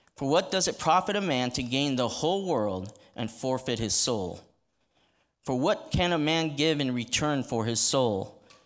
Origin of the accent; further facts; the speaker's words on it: United States; we as American Christians